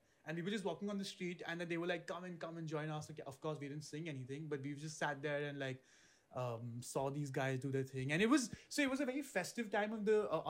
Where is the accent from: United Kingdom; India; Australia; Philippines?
India; we're from India.